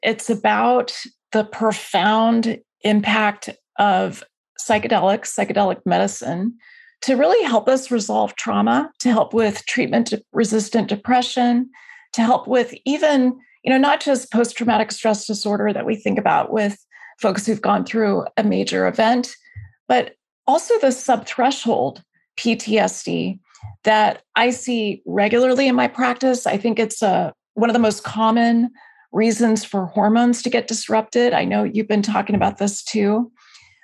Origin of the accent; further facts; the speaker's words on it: Alaska, United States; now in Bay Area, United States; I'm from Alaska